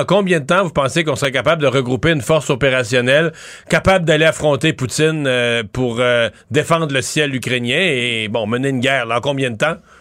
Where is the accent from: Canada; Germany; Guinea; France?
Canada; nous, au Canada